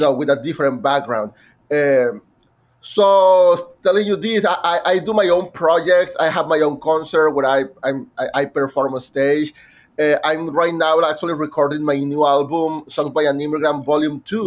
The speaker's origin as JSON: {"language": "English", "town": "Monterrey", "region": "Nuevo León", "country": "Mexico", "tie": "born or raised there", "first_language": "Spanish", "second_language": "English", "moved": "as an adult", "lives_now": "New York, United States", "said": "my hometown in Monterrey, Mexico"}